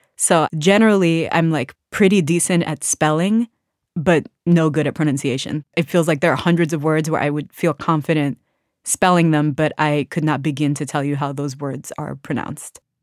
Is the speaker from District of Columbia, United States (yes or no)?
yes; Washington, District of Columbia, United States; I grew up in Washington, D C, surrounded by other Sudanese people